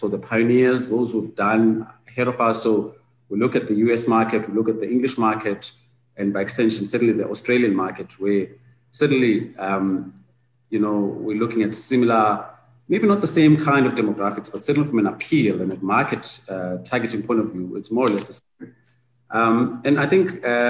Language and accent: English; South Africa; as South African practitioners